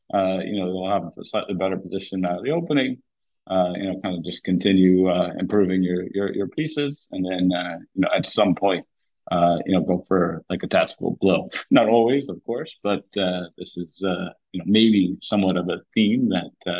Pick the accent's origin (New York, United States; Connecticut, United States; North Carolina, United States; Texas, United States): New York, United States; growing up in New York, I saw him all the time at the Marshall, Washington Square Park